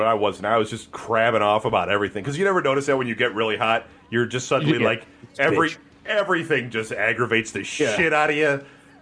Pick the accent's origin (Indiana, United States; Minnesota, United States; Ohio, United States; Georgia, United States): Ohio, United States; Cleveland; I'm from Cleveland